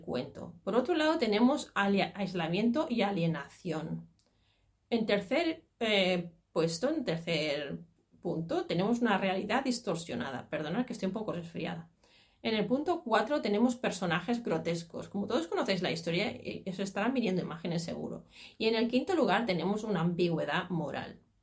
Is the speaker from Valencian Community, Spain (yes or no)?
no; Catalonia, Spain; el folclore catalán sobre todo, porque es el de donde yo soy, de Cataluña